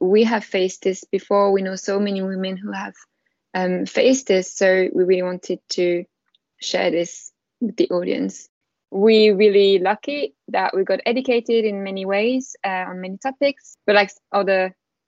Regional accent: France; accent: French; English is a second language; moved away as an adult; now in London, United Kingdom; I'm from France, as you can probably tell with my beautiful accent. And I've been living in London for 5 years now

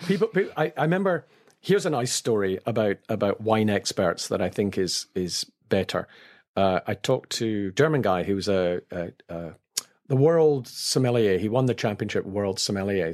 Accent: Scotland, United Kingdom; as a Scot

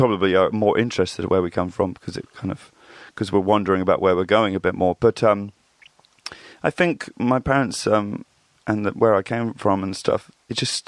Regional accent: Reading, South East England, United Kingdom; I grew up in Reading, Berkshire

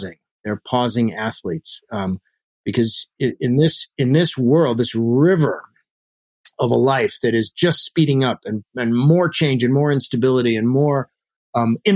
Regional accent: Alaska, United States; I grew up in Alaska. We moved there when I was three

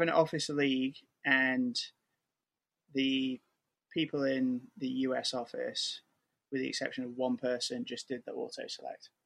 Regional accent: outside Manchester, North West England, United Kingdom; also born or lived in Connecticut, United States; now in New York, United States; English by blood, but was born in the US. Uh, and moved when I was four from Connecticut to outside Manchester

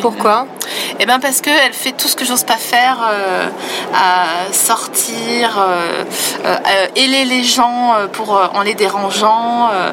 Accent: Vosges, Grand Est, France; je viens des Vosges, euh, une partie de ma famille euh, sont des paysans

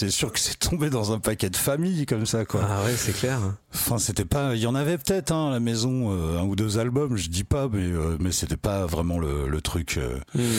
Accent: Picardy, Hauts-de-France, France; moi je suis de Picardie. Ouais. Ah non, je suis de, Picardie

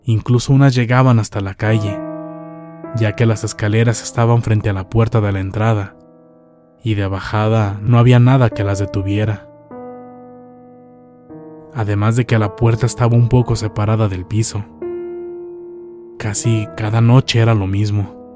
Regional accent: Culiacán, Sinaloa, Mexico; moved away as an adult; Mi esposa y yo somos de Culiacán, Sinaloa. Hace unos años nos fuimos a vivir a Guadalajara, ya que un hermano me planteó la idea de que allá ganaría más dinero.

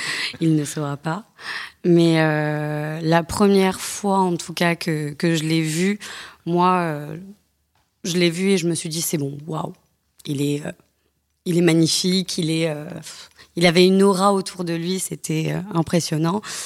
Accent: the South, France; Je ne viens pas de Paris, je viens du Sud.

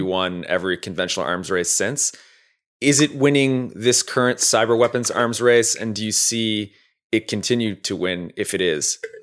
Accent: Canada; now in United States; a Canadian immigrant to the United States

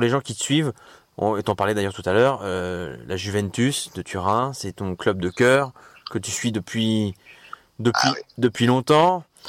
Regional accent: Deauville, Normandy, France; je, suis né à Deauville moi, je suis de Deauville moi

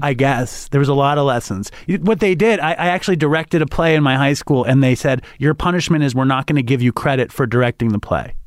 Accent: New York City, New York, United States; I grew up in Manhattan

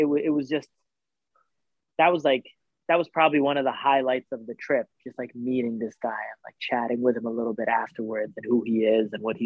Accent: Canada; also born or lived in Saudi Arabia; we lived in Saudi Arabia up until I was about maybe like 7 or 8. And then we immigrated to Canada.

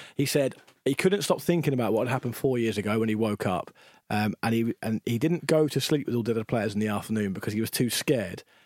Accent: England, United Kingdom; as an Englishman

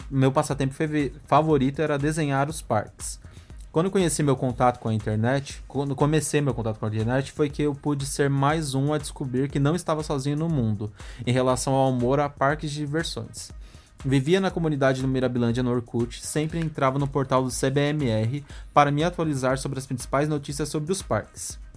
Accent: Recife, Pernambuco, Brazil; tenho 24 anos e sou do Recife.

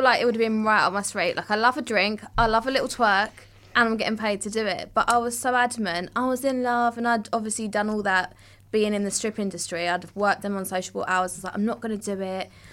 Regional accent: Southend-on-Sea, East of England, United Kingdom; I'm from South End

